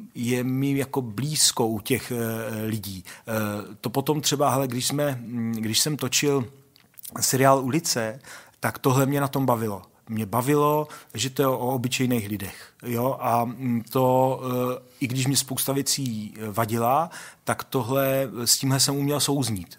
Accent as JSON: {"language": "Czech", "town": "Olomouc", "region": "Olomouc Region", "country": "Czechia", "tie": "born or raised there", "said": "já jsem vyrůstal na sídlišti Hejrovského uh, v Olomouci"}